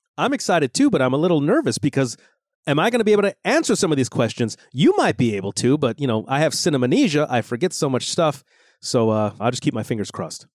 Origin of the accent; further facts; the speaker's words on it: Los Angeles, California, United States; growing up in Los Angeles